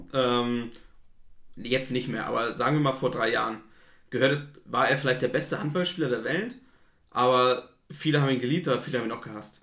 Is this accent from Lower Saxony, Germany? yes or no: no; Flensburg, Schleswig-Holstein, Germany; also ich komme aus Flensburg